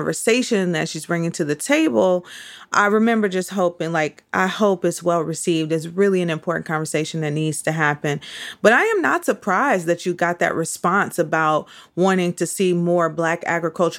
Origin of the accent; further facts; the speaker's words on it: Midwest, United States; moved away; also born or lived in New York; I grew up in the Midwest